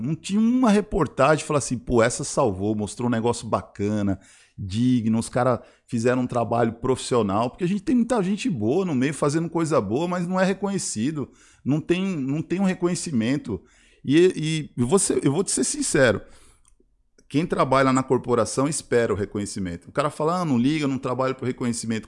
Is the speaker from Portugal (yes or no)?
no; Brazil; também sou brasileiro